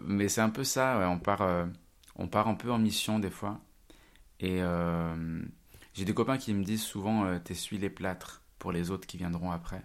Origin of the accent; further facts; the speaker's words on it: Rive-de-Gier, Auvergne-Rhône-Alpes, France; now in Lyon, France; Je viens d'une petite ville de la Loire qui s'appelle, euh, Rive de Gier